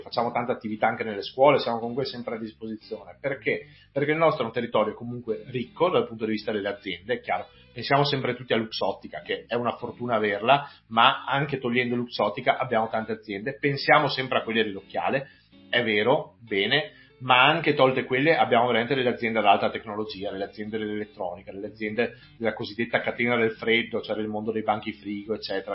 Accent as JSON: {"language": "Italian", "town": "Vigo di Cadore", "region": "Veneto", "country": "Italy", "moved": "yes", "lives_now": "Belluno, Italy", "said": "io non sono neppure nato a belluno, anche se non, non molto lontano, nel senso che sono, vengo da Vigo di Cadore, mi sono trasferito a Belluno vent'anni fa"}